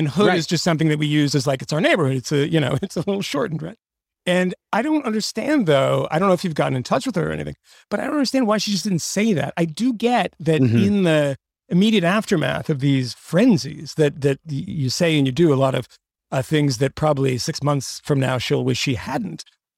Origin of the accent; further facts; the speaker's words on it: Bronxville, New York, United States; I'm from Bronxville.